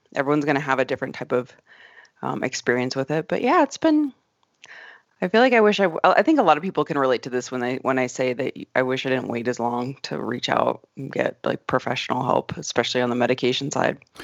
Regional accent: Arizona, United States; moved away; I grew up in Arizona

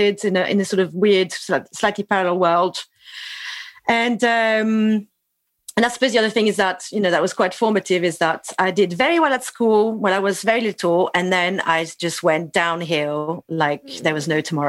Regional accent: Toulouse, Occitania, France; I'm French. I was born in Toulouse

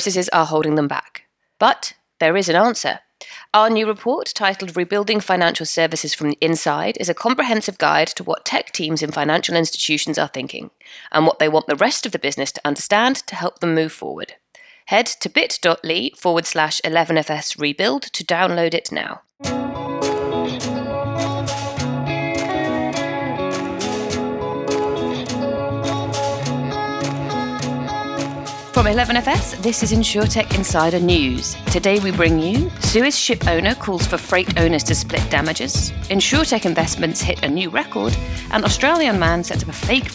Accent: United Kingdom; we're British.

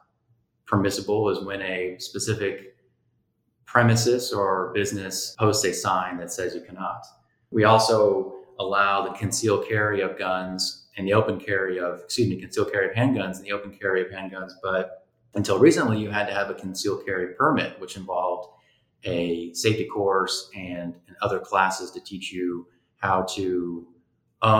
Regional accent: Austin, Texas, United States; also born or lived in Dallas; As a fifth generation Texan and someone who was born and bred in Austin

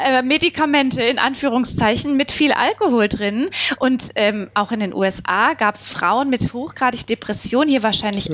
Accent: Baden-Württemberg, Germany; ich bin ja aus Baden-Württemberg

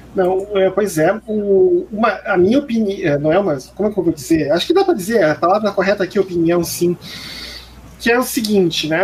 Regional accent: Brazil

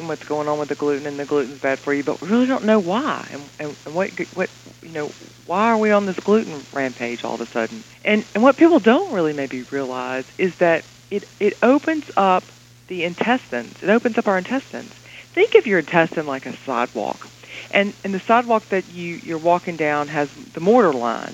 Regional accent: the South, United States; this Southern girl

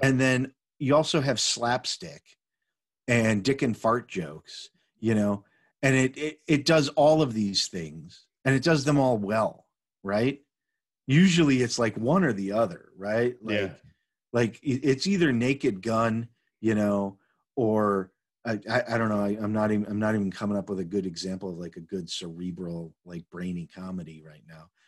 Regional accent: Chicago, Illinois, United States; I grew up in Chicago

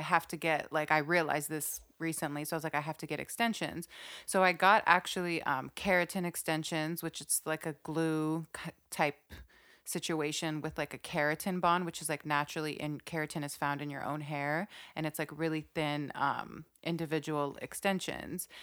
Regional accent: Saudi Arabia; when I grew up in Saudi

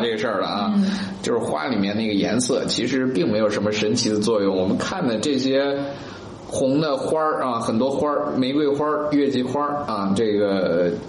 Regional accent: China; 我们中国人吃枣的历史非常非常久远

